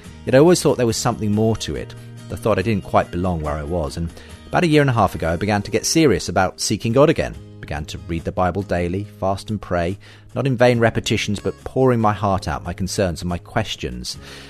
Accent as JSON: {"language": "English", "country": "United Kingdom", "said": "I'm very British when it comes to talking about my faith openly"}